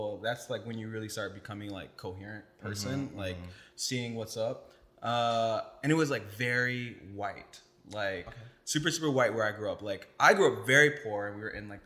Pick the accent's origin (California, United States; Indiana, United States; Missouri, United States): Indiana, United States; South Bend; moved away; also born or lived in Chicago / Brooklyn, New York; I grew up in South Bend, Indiana, and then I moved to Chicago